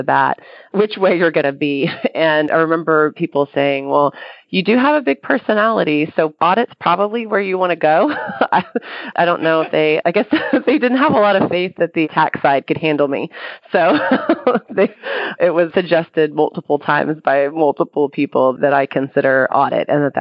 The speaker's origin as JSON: {"language": "English", "area": "near Austin", "region": "Texas", "country": "United States", "tie": "born or raised there", "said": "about 15 minutes from my hometown"}